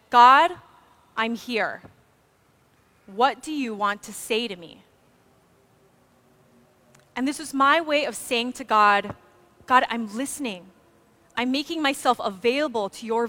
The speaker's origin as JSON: {"language": "English", "area": "Maui", "region": "Hawaii", "country": "United States", "tie": "born or raised there", "said": "I grew up on Maui"}